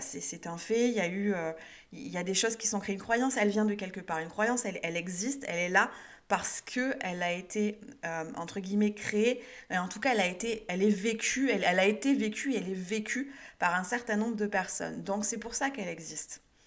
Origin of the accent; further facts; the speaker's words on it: France